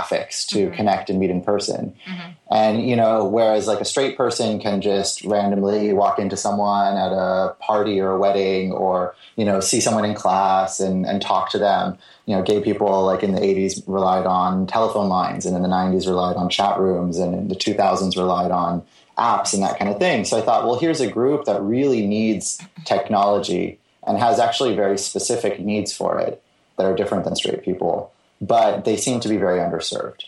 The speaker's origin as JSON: {"language": "English", "area": "the Bay Area", "region": "California", "country": "United States", "tie": "born or raised there", "also_born_or_lived": "Los Angeles", "lives_now": "San Francisco, United States", "said": "I grew up in the Bay Area"}